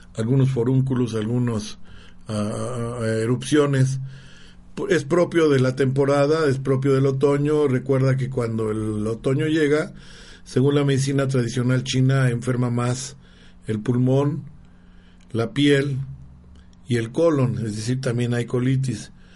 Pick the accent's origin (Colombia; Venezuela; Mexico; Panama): Mexico; now in Puebla, Mexico; yo soy jalisciense jalicense michoacano